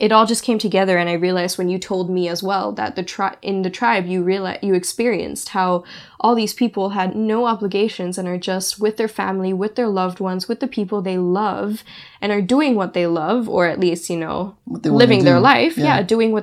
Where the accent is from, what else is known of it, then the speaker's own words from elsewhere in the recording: Singapore; moved away as an adult; also born or lived in Germany; my hometown where I grew up for 15 years